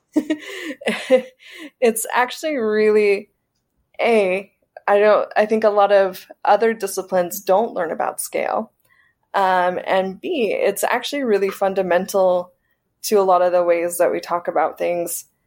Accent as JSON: {"language": "English", "region": "South Carolina", "country": "United States", "moved": "as an adult", "lives_now": "Saudi Arabia", "said": "I'm from South Carolina"}